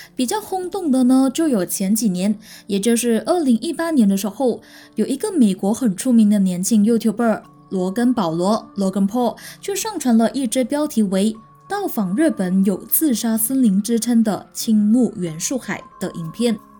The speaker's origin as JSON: {"language": "Chinese", "country": "Malaysia", "also_born_or_lived": "Taiwan", "said": "我是来自马来西亚的"}